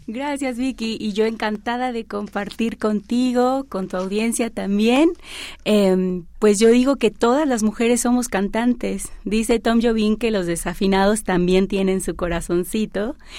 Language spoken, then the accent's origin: Spanish; Xalapa, Veracruz, Mexico; also born or lived in Catemaco, Veracruz; now in Puebla, Mexico; Yo vengo de Veracruz, nací en un lugar que se llama Catemaco, Veracruz, Crecí eh, mi primera infancia en Jalapa, Veracruz